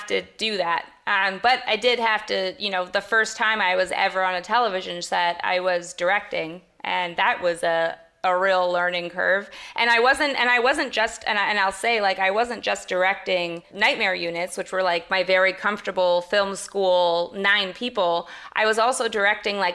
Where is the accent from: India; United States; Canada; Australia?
Canada; I'm Canadian as well